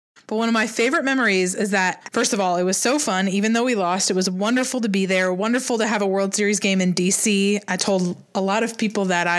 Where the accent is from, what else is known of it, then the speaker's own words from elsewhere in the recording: Washington, District of Columbia, United States; now in Columbia, United States; I'm from Columbia, South Carolina. Well, I live here now, but I grew up in D.C.